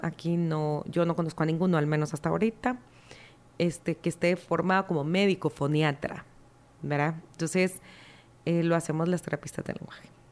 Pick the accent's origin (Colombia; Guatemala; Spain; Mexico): Guatemala; nosotros como guatemaltecos